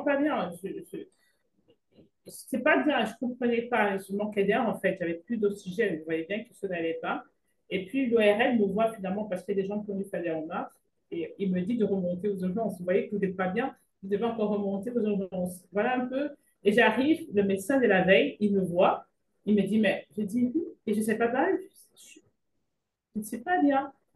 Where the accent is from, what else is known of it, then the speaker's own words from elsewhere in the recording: Cameroon; moved away; also born or lived in Belgium; je suis originaire du Cameroun